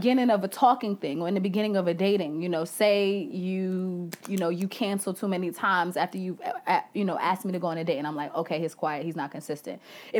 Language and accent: English; Bronx, New York, United States; I am from the Bronx.